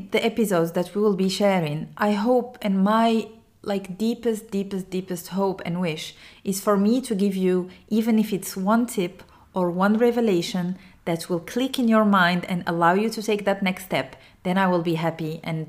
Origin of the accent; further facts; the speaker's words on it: Morocco; English is a second language; even if I'm Arabic and I come from Morocco and I'm a Muslim